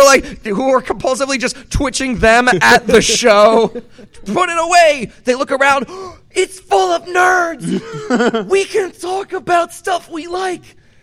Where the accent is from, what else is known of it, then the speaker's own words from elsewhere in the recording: West Coast, United States; But I'm from the West Coast.